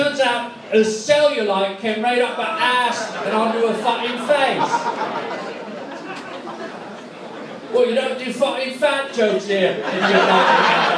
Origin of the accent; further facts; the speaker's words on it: England, United Kingdom; I speak your fucking language, I'm English.